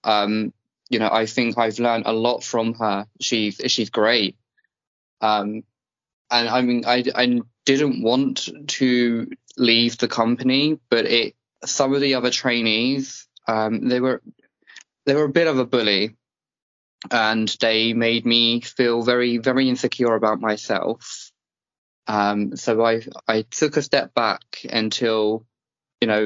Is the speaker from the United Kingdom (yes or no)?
yes; England, United Kingdom; I'm English.